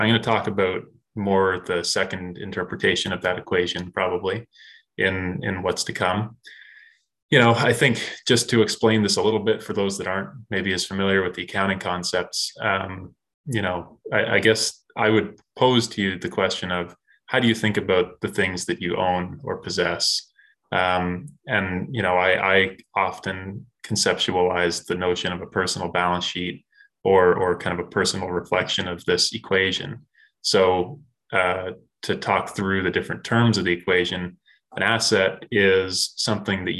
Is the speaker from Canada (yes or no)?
yes; Canada; as a Canadian growing up, this was not something that was really taught in schools